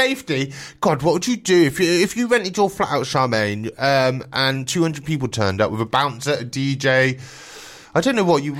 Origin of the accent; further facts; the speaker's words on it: Swindon, South West England, United Kingdom; I'm from Swindon, so it's not that far away.